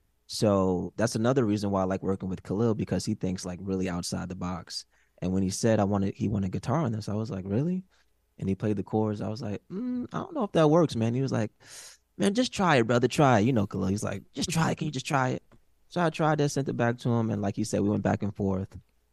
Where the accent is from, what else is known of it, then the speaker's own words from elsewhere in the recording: Brooklyn, New York, United States; also born or lived in Queens / Long Island; I'm from Brooklyn, B.